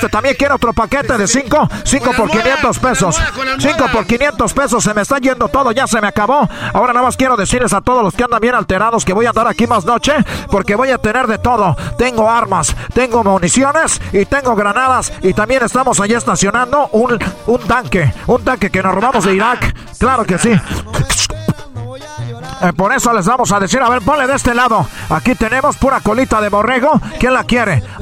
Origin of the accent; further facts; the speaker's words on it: Ecatepec, State of Mexico, Mexico; Nosotros somos del Estado de México, de allá de Ecatepec.